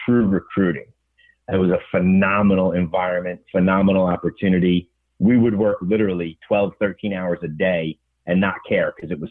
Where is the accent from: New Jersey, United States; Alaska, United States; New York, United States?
New York, United States; Lawrence; I grew up in Long Island. In a town called Lawrence, better known as the Five Towns in Nassau County.